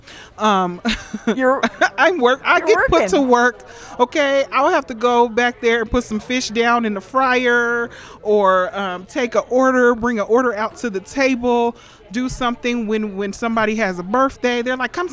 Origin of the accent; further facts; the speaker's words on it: Denver, Colorado, United States; born and raised in Denver. We all went to East High School, grew up around this area